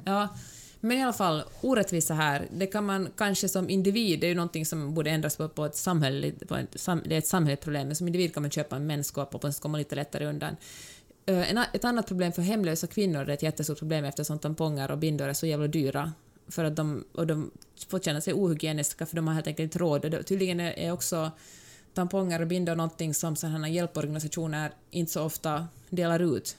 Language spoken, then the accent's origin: Swedish; Finland; Som mm. finlandssvensk fattar jag ganska ofta inte finsk humor jag tycker inte att den är rolig, för att jag har vuxit upp på något sätt i en annan sorts kultur